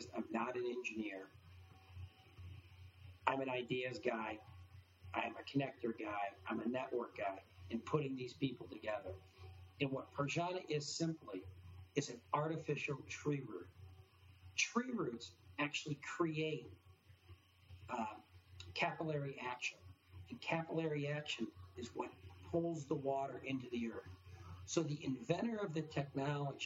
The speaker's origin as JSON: {"language": "English", "town": "Detroit", "region": "Michigan", "country": "United States", "tie": "born or raised there", "also_born_or_lived": "Australia / Washington, D.C. / Brazil", "moved": "as an adult", "said": "I was born and raised in the Detroit area"}